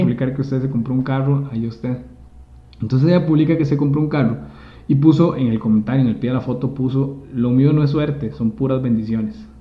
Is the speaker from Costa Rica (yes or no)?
yes; Costa Rica; nosotros que nacimos en Costa Rica